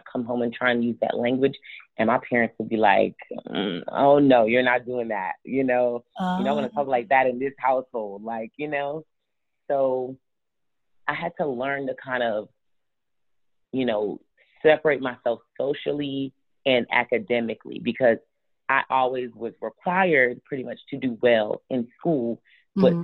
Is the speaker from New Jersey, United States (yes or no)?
no; Charlotte, North Carolina, United States; also born or lived in Houston, Texas; I was born in Houston, Texas, but I was raised in Charlotte, North Carolina. I'm of Nigerian blood and descent